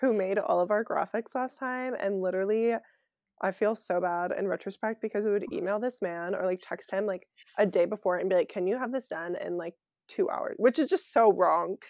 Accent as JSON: {"language": "English", "area": "Bay Area", "region": "California", "country": "United States", "tie": "born or raised there", "also_born_or_lived": "French Alps / Cleveland / New York", "said": "I grew up in the Bay Area"}